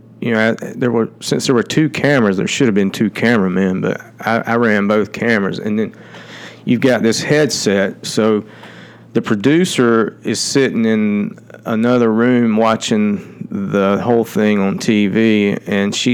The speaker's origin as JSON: {"language": "English", "region": "Georgia", "country": "United States", "accent": "twangy", "said": "I wasn't from Atlanta. And so when I got there, with my twangy accent"}